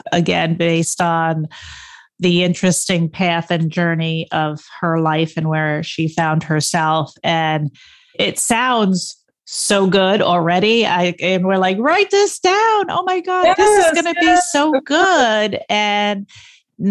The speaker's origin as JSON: {"language": "English", "town": "Stony Brook", "region": "New York", "country": "United States", "tie": "born or raised there", "said": "I grew up in Stony Brook and I live two towns away"}